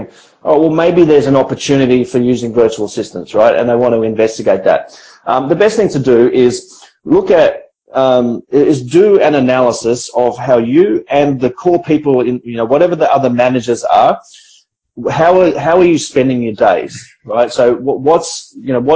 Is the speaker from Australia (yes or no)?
yes; Australia; now in Philippines; I'm an Australian entrepreneur, I have Australian managers